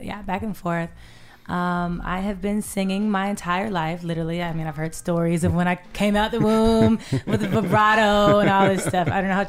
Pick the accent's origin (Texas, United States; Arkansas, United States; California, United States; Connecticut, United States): California, United States; West Covina; now in Atlanta, United States; Here in the city of Atlanta, originally from Los Angeles, California. Awesome. What part of Los Angeles? Well, I grew up in West Covina.